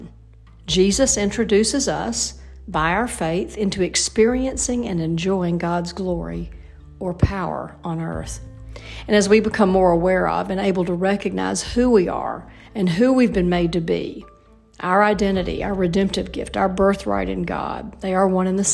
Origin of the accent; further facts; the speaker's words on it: Alabama, United States; also born or lived in Indiana; it's Alabama, that's my home state